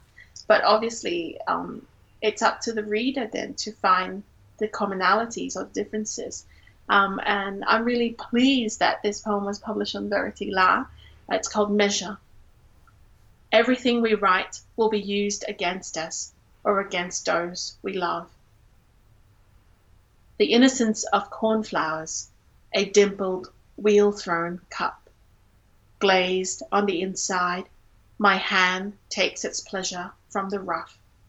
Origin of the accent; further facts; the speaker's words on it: Singapore; now in Australia; growing up in Singapore, I was part of the dominant cultural group of Singaporean Chinese people.